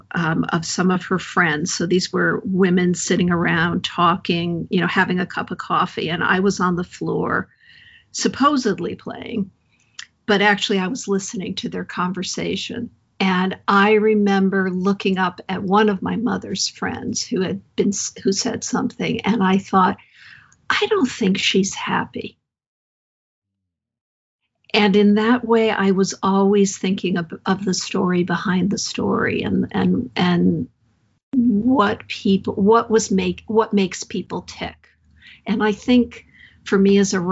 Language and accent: English; Hartford, Connecticut, United States; moved away as an adult; also born or lived in San Francisco; I grew up around the Hartford area in a couple different towns.